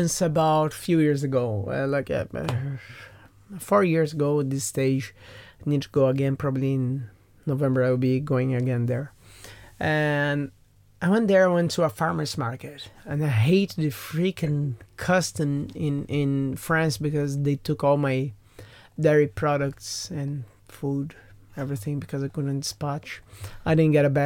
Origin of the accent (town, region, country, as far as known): Brazil; now in Ireland